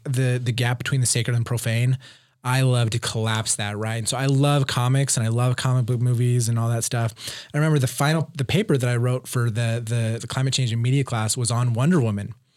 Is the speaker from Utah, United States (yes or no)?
yes; Provo, Utah, United States; I grew up in Provo on, in the foothills of Wye Mountain.